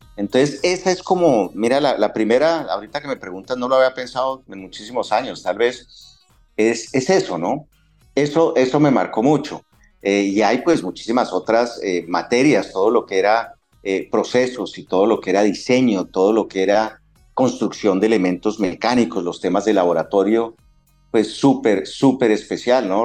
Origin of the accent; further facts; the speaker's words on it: Colombia; moved away as an adult; also born or lived in London / Argentina; Cuando salimos de Colombia, solo mi hijo eh, había nacido, mi hija nació después, cuando ya estábamos en Londres